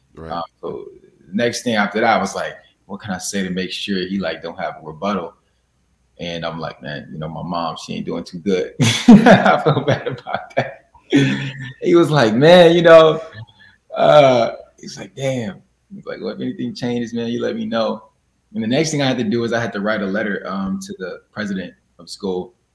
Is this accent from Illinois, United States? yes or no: yes; Chicago, Illinois, United States; also born or lived in Springfield, Illinois; I'm from Chicago. I was born in Chicago, Illinois. And I went to school there